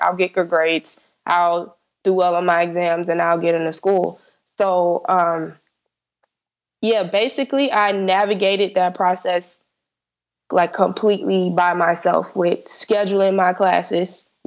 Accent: South Florida, United States; I'm from South Florida, so I applied to only schools in Florida.

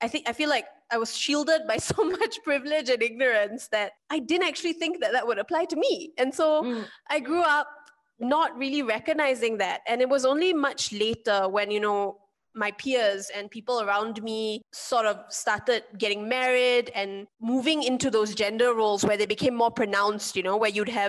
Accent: Singapore; growing up in Singapore, which is a little bit of a bubble

